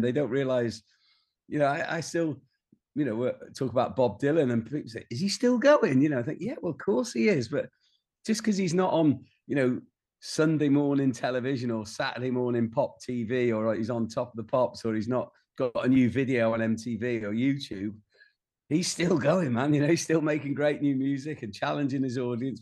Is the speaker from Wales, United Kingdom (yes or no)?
yes; Rhyl, Wales, United Kingdom; moved away as an adult; also born or lived in London; when I was growing up in North Wales